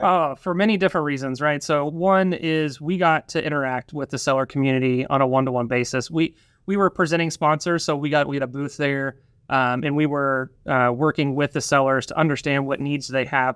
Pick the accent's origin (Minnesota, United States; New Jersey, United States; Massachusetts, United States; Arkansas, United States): Arkansas, United States; Northwest; also born or lived in Drake's Creek, Arkansas; I grew up here in Northwest Arkansas